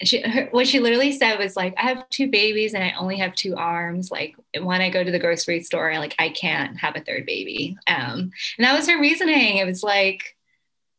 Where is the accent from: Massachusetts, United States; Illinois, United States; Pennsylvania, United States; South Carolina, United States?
Pennsylvania, United States; Philadelphia; which is another fun connection because I'm also from Philly.